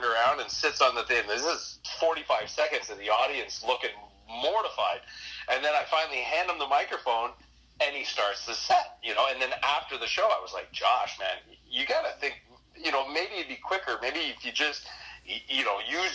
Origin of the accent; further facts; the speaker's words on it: New Brunswick, Canada; moved away as an adult; also born or lived in Windsor, Ontario; I grew up in New Brunswick